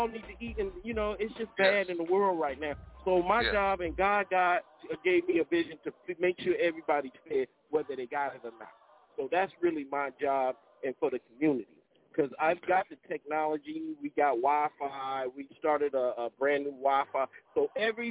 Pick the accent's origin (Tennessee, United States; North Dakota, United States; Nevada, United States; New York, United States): Nevada, United States; Las Vegas; I'm being from Vegas